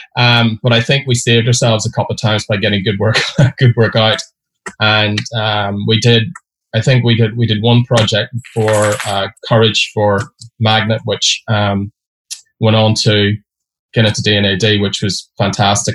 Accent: Derry, Northern Ireland, United Kingdom; moved away as an adult; I grew up in Derry or Londonderry, depending on your religion

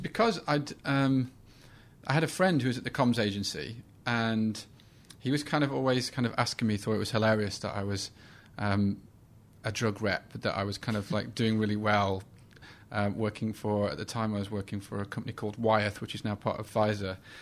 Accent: Sheffield, Yorkshire and the Humber, United Kingdom; the Sheffield Star, which is my hometown

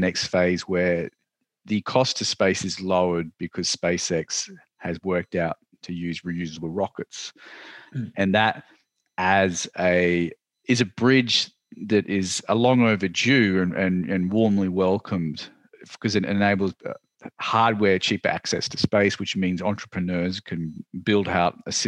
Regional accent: Australia; I am from Australia

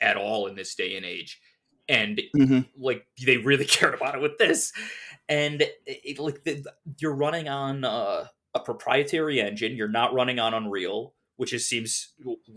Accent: Cleveland, Ohio, United States; I'm from Cleveland

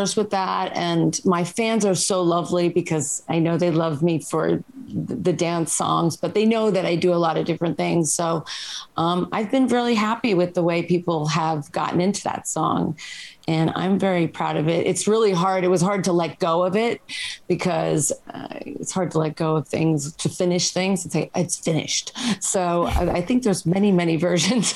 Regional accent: New York City, New York, United States; now in Los Angeles, United States; I'm from New York and I grew up with a lot of different

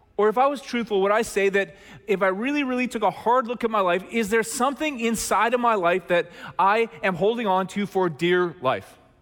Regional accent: Red Deer, Alberta, Canada; when I was in grade eleven, growing up in Red Deer, Alberta

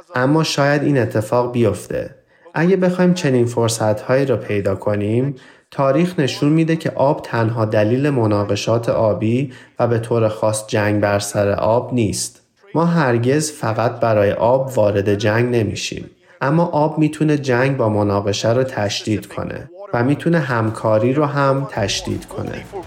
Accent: Iran; من در ایران بزرگ شدم در زمان جنگ ایران و عراق

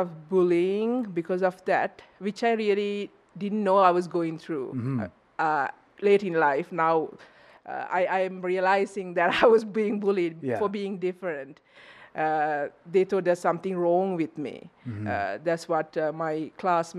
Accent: Sri Lanka; moved away as an adult; I'm originally from Sri Lanka.

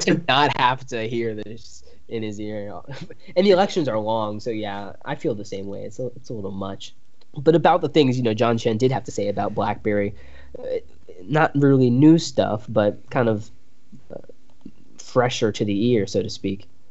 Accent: United States; as an American

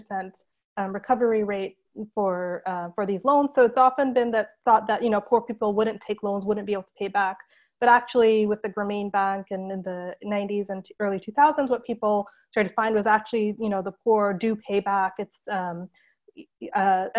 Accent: Japan; also born or lived in India / United States; now in London, United Kingdom; I grew up in Japan, actually. So I was born in India, where I lived until I was three. Then my family moved to Japan. And I spent the rest of my childhood there

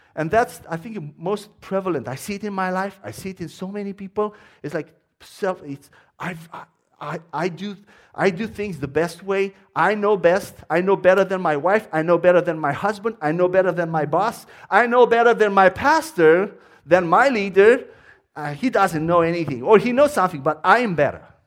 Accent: Romania; accent: Romanian; English is a second language; moved away as an adult; now in United States; my accent is Romanian.

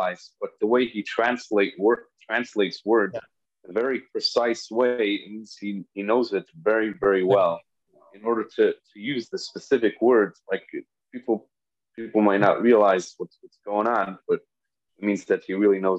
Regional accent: Chicago, Illinois, United States; growing up in Chicago

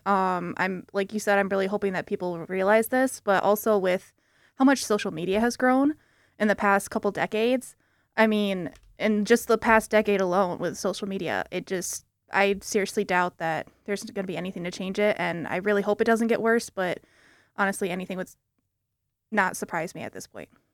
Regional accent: South Haven, Michigan, United States; moved away as an adult; now in East Lansing, United States; I'm actually not from the Lansing area. I'm from South Haven, um, which is two hours away from here

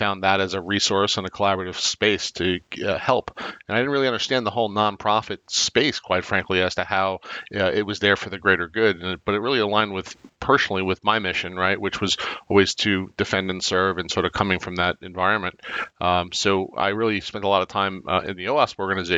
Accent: Long Island, New York, United States; Growing up in Long Island, being part of the 516 group

